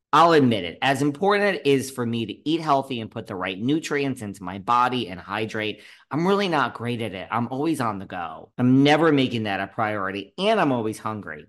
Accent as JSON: {"language": "English", "region": "New York", "country": "United States", "said": "I'm a New Yorker"}